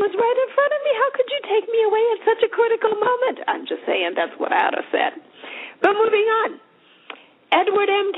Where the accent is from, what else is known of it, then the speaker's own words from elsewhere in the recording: Zimbabwe; I come from Zimbabwe. I speak Shona